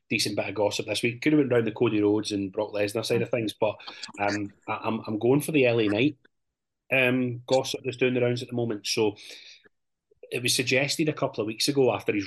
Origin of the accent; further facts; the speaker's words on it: Scotland, United Kingdom; the stereotypes that we've had as Scottish wrestlers